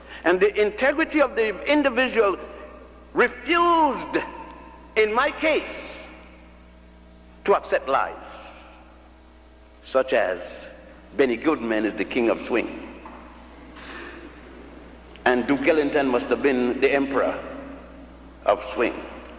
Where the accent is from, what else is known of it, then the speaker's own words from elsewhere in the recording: Puerto Rico; also born or lived in Ethiopia / Virgin Islands / Cuba / Brazil; I was born in Ethiopia, grew up in Puerto Rico, and the Virgin Islands, and Cuba, and Brazil.